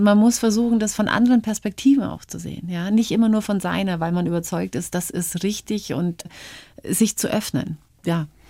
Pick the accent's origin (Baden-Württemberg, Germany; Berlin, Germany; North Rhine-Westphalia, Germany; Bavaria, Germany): Bavaria, Germany; Upper Palatinate; also born or lived in Canada; Geprägt haben mich meine Kindheit auf dem Oberpfälzer Dorf